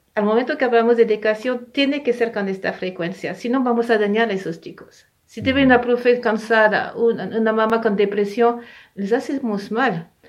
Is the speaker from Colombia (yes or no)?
no; France; moved away; also born or lived in Ecuador; yo nací en Francia, ¿no? En Europa